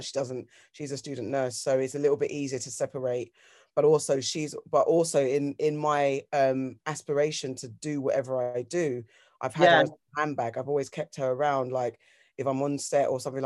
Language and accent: English; London, United Kingdom; I grew up in Colliers Wood, Tooting Junction area